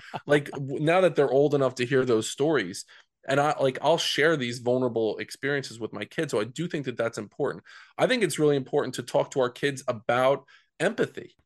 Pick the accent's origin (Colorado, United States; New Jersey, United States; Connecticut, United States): New Jersey, United States; growing up in Central Jersey